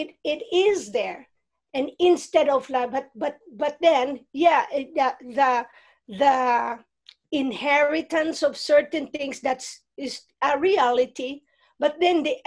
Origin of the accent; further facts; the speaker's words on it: Philippines; moved away; I grew up in the Philippines and in a region.